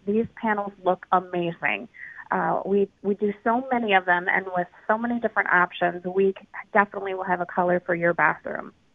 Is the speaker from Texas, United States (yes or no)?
no; Minnesota, United States; now in Milwaukee, United States; I'm I'm originally from Minnesota, but I have been in Milwaukee for a while.